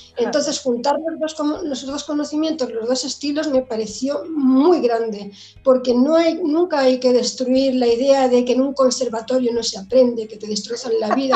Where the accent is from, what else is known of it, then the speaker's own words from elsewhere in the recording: Mallorca, Balearic Islands, Spain; also born or lived in England / La Alcarria, Guadalajara; now in Guadalajara, Spain; nací en Inglaterra, pero muy jovencita me fui a las Islas Baleares, bueno, tan jovencita, pues con siete o 8 años, ¿no? Y bueno, realmente yo soy mallorquina